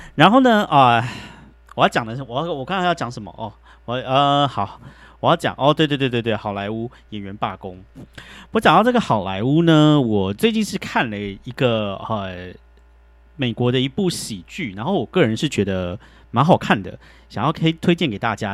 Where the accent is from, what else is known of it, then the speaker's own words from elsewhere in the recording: Taiwan; moved away as an adult; now in United States; 像我这种就是从台湾来的